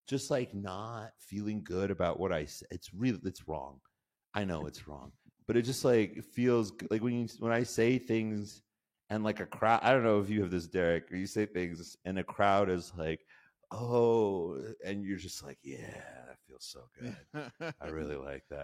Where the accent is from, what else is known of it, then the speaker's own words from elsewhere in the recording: Nebraska, United States; I grew up in Nebraska